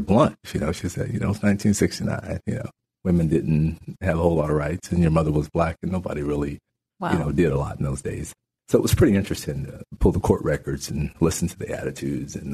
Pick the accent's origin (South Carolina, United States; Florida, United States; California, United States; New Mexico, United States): New Mexico, United States; moved away as an adult; also born or lived in Natchitoches Parish, Louisiana; now in Shreveport, United States; my grandparents moved my brother and I to New Mexico, and I grew up in New Mexico